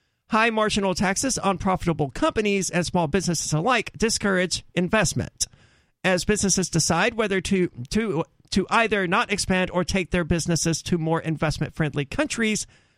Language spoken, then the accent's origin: English; North Carolina, United States; In my home state of North Carolina...